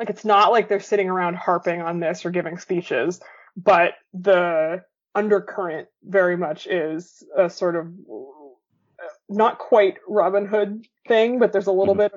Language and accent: English; Boston, Massachusetts, United States; I'm from Boston